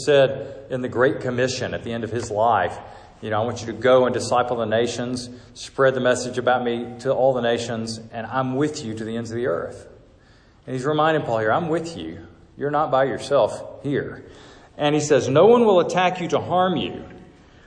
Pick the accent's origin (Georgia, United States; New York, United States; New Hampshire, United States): Georgia, United States; moved away; I moved here from Georgia, where I'm from, my home